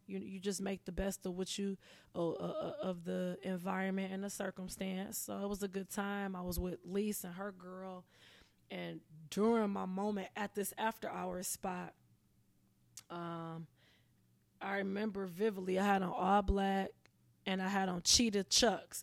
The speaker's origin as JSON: {"language": "English", "town": "Pontiac", "region": "Michigan", "country": "United States", "moved": "yes", "lives_now": "Los Angeles, United States", "said": "I'm originally from Pontiac"}